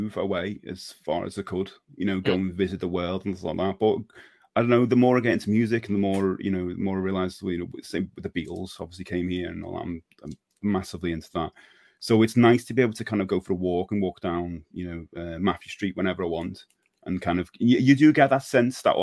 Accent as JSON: {"language": "English", "town": "Liverpool", "region": "North West England", "country": "United Kingdom", "said": "proud to say from Liverpool"}